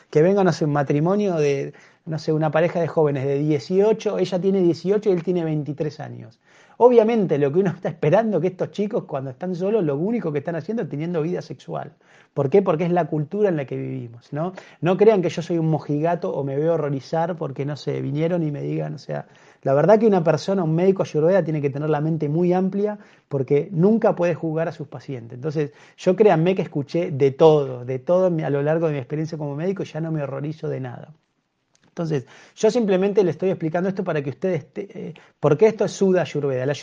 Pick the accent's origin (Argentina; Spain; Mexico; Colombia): Argentina; born there; porque nacimos en Argentina, nacimos en Occidente